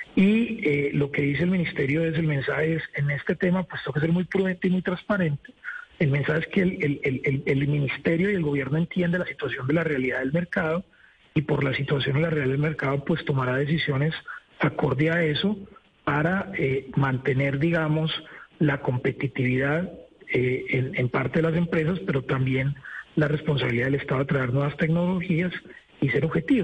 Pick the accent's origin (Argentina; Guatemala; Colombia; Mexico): Colombia; lo digo como colombiano